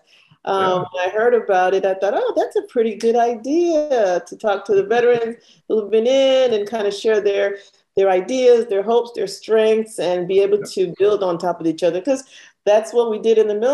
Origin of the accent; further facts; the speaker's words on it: Panama; moved away; I had dual citizenship because I was born in Panama. My family's Panamanian